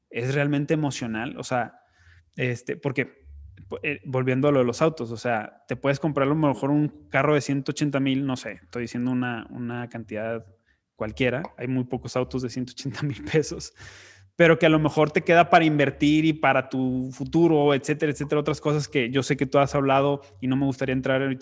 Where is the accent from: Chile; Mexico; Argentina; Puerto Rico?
Mexico; Monterrey, Nuevo León; soy de Monterrey